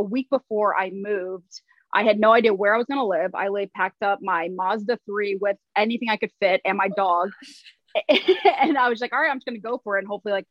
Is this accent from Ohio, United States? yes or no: yes; Cleveland, Ohio, United States; moved away as an adult; also born or lived in Staten Island, New York / Cincinnati, Ohio; now in New York City, United States; I was raised in Cleveland, but I was born on Staten Island.